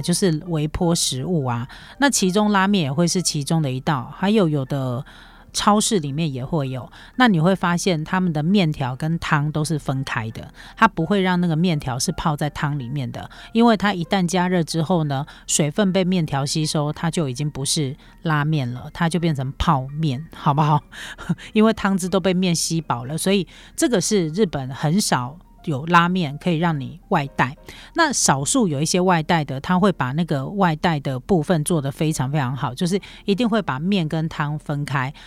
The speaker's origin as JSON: {"language": "Chinese", "country": "Taiwan", "said": "我们台湾人"}